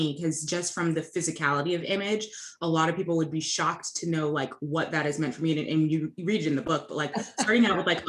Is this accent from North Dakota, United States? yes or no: no; North Carolina, United States; where I grew up in North Carolina